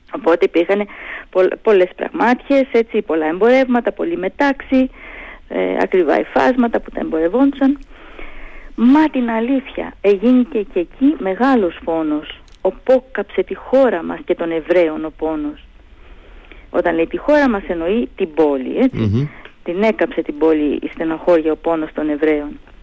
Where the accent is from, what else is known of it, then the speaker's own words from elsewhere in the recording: Heraklion, Crete, Greece; moved away as an adult; now in Thessaloniki, Greece; επειδή είμαι από το Ηράκλειο, τότε ζούσα και στο Ηράκλειο